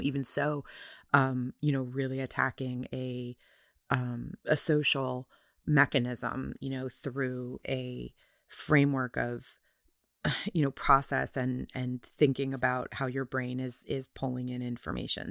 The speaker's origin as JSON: {"language": "English", "country": "United States", "said": "I am an American"}